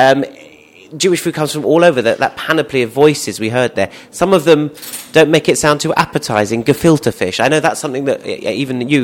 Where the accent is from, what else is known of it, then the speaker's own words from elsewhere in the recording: London, United Kingdom; I grew up here in London